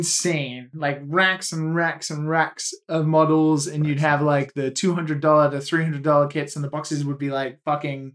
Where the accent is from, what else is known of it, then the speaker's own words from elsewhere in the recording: United Kingdom; now in Japan; I'm like British and I live in Japan